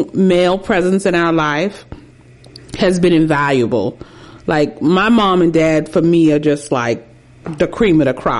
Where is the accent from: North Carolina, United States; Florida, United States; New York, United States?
New York, United States; New York City; I'm a city girl. I am from New York City. Born and raised.